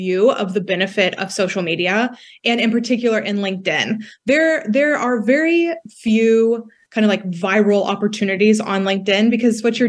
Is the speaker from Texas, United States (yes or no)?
yes; West Texas, United States; moved away as an adult; now in Washington, DC, United States; I grew up in West Texas.